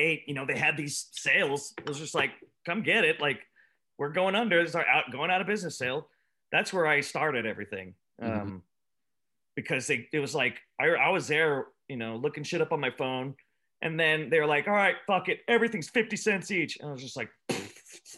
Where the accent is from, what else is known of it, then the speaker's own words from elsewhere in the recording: Escondido, California, United States; I grew up in Escondido